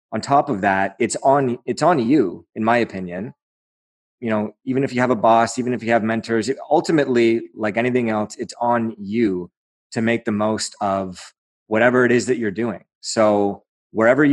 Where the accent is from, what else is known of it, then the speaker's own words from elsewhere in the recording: Aurora, Ontario, Canada; That's my hometown